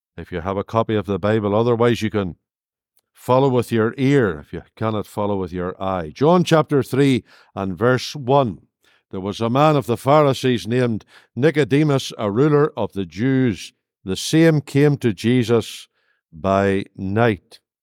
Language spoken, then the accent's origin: English; Northern Ireland, United Kingdom; now in Lurgan, United Kingdom; Come from Northern Ireland